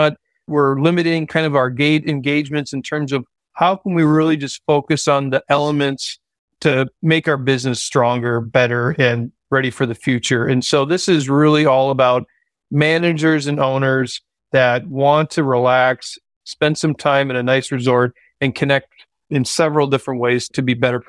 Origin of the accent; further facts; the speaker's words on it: Kentucky, United States; I'm from Kentucky, this person's from Ohio.